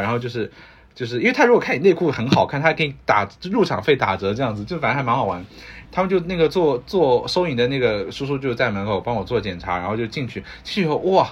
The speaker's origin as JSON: {"language": "Chinese", "country": "China", "also_born_or_lived": "United States", "moved": "as an adult", "said": "我们中国人讲来都来了的精神"}